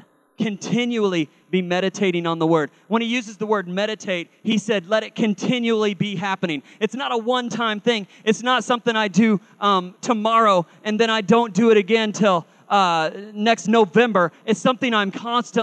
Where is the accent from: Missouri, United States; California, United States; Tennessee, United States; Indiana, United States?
Missouri, United States; Carl Junction; I was raised in Carl Junction, Missouri